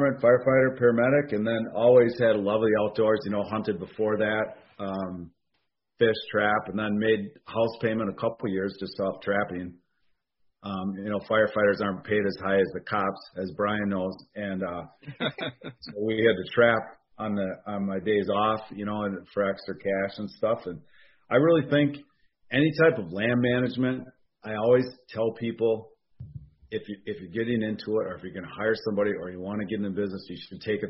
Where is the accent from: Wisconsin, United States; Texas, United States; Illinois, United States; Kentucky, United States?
Wisconsin, United States; Oshkosh; now in Fond du Lac, United States; I'm in Fond du Lac, Wisconsin, born in Oshkosh, Wisconsin